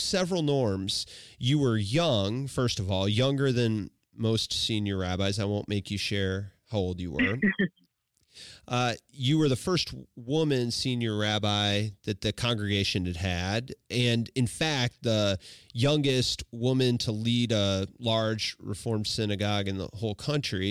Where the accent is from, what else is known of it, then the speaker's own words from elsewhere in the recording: Washington, Missouri, United States; I grew up in Washington, Missouri